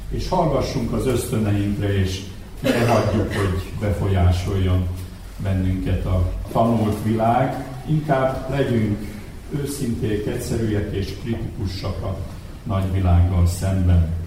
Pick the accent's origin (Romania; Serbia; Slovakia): Serbia; Vojvodina; moved away as an adult; now in Hungary; Én Magyarországra költöztem